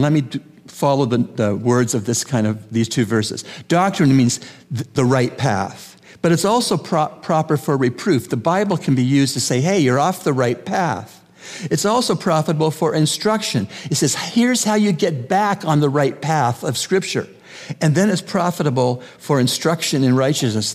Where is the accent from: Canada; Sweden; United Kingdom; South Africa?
Canada; moved away; I grew up in Canada